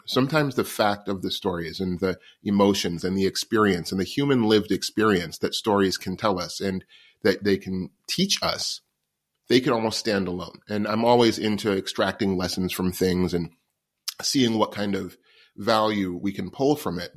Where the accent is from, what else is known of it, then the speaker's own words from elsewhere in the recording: New York City, New York, United States; I was born homeless in New York City in nineteen seventy-seven